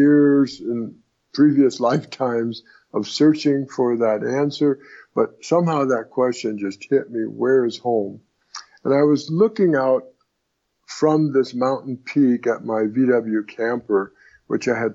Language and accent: English; Southern California, United States; also born or lived in Brooklyn, New York; I was born in Brooklyn, New York. But before I was a year old, my parents moved out to Los Angeles, and I was raised in Southern California